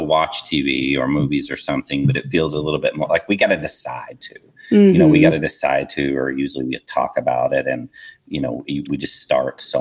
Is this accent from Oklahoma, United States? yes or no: yes; Oklahoma, United States; moved away; also born or lived in Minnesota; I grew up in Oklahoma in a very small town